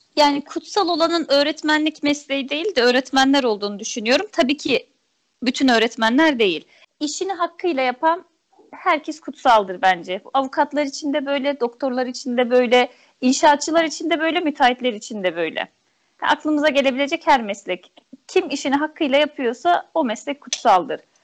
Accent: Erzurum, Turkey; moved away as an adult; also born or lived in Ankara; ben Erzurumluyum. E, ilkokul öğretmenim de Erzurum'daydı.

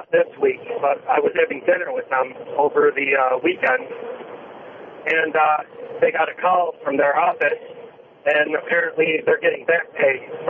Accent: Buffalo, New York, United States; I'm from Buffalo, uh, driving across Ohio. I'm a truck driver

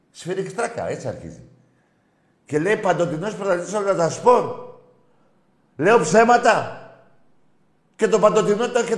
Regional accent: Crete, Greece; από Κρήτη.

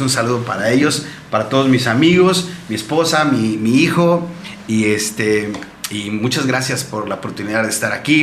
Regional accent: Huatulco, Oaxaca, Mexico; yo soy nativo de aquí, de Santa Cruz, Huatulco

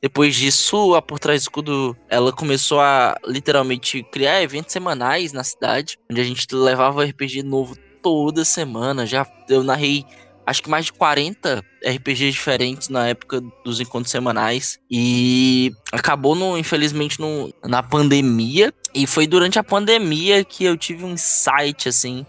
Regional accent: Ceará, Brazil; eu sou nascido e criado aqui no Ceará

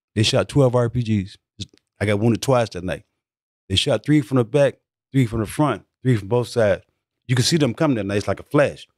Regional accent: Mississippi, United States; moved away as an adult; also born or lived in San Francisco / Los Angeles / Detroit; I grew up with him in Mississippi

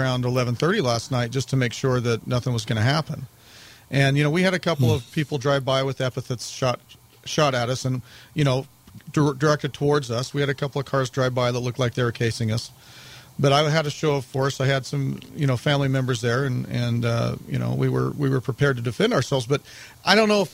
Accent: St. George, Utah, United States; I grew up here in St. George

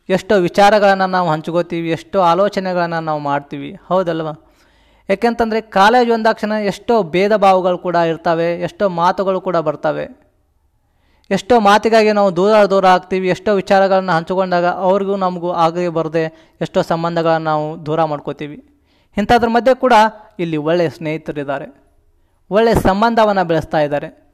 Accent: Siddapur, Karnataka, India; ನಮ್ಮ ಊರು ಯಾವುದು ಅಂತಂದ್ರೆ ಜಮಖಂಡಿ ತಾಲೂಕು ಸಿದ್ದಾಪುರ ಅನ್ನೋ ಒಂದು ಚಿಕ್ಕ ಹಳ್ಳಿ ನಮ್ಮದು

